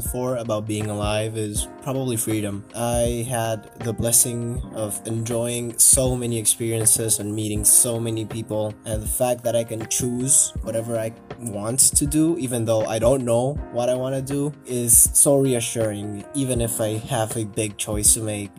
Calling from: Buenos Aires, Argentina; I'm calling from Buenos Aires, Argentina

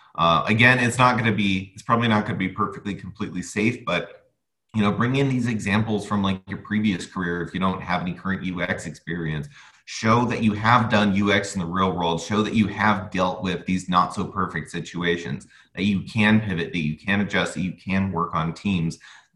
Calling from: United States; I'm calling from the United States

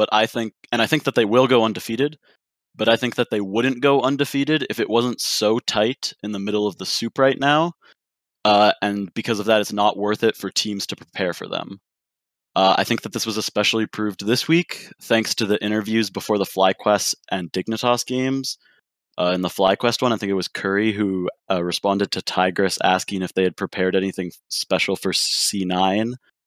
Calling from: Regina, Saskatchewan, Canada; I'm calling from Regina, Saskatchewan.

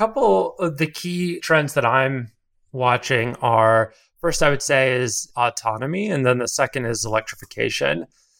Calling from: San Francisco, California, United States; I'm calling from San Francisco, California.

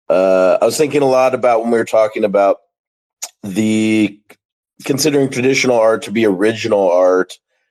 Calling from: Dallas, Texas, United States; I'm calling from Dallas, Texas.

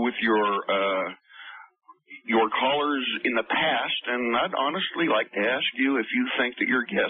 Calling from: Shady Cove, Oregon, United States; I'm calling from Shady Cove, Oregon, from your home station, KOPE.

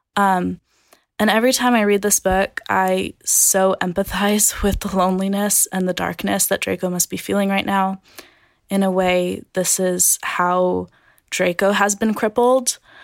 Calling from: Carlsbad, California, United States; I'm calling from Carlsbad, California.

